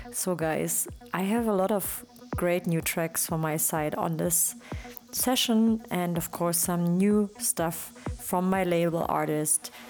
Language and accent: English; Leipzig, Saxony, Germany; Leipzig, my hometown